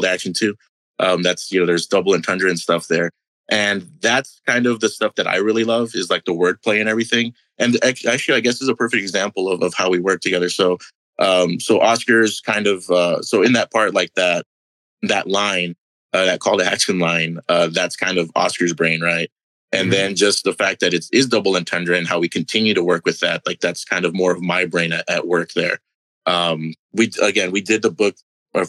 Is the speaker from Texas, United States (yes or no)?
yes; Brownsville, Texas, United States; moved away as an adult; also born or lived in Dallas, Texas / Houston, Texas; We were both born and raised in Brownsville, Texas